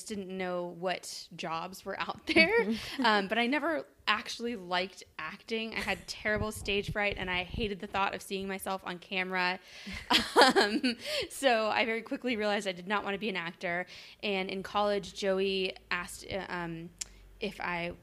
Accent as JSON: {"language": "English", "town": "San Diego", "region": "California", "country": "United States", "tie": "born or raised there", "also_born_or_lived": "Montreal, Canada", "said": "I'm from Montreal, Canada, but I grew up in San Diego. I moved to San Diego when I was like 8."}